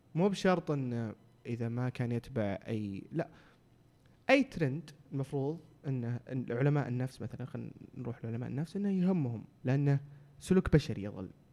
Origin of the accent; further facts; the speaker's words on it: Saudi Arabia; عندنا في السعوديه